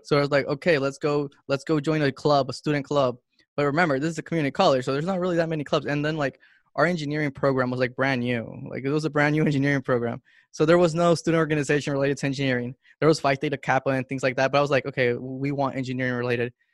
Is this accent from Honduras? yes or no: yes; Honduras; moved away; also born or lived in Miami, United States; I'm from Honduras